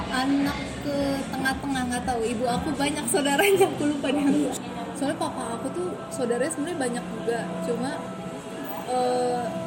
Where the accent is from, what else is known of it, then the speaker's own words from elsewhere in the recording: Karawang, West Java, Indonesia; aku lahir di Kerawang tahun 96